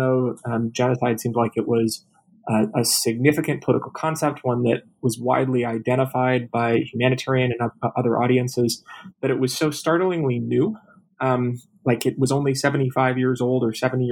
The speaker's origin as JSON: {"language": "English", "town": "Minneapolis", "region": "Minnesota", "country": "United States", "moved": "yes", "lives_now": "Tacoma, United States", "said": "I'm originally from the Twin Cities, Minneapolis, Minnesota."}